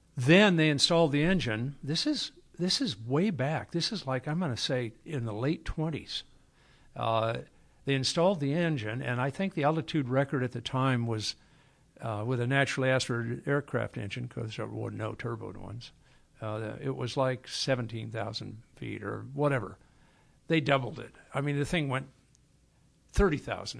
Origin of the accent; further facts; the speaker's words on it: Los Angeles, California, United States; I was born in Hollywood Presbyterian, so I'm a L A guy. Uh, and we lived in Edendale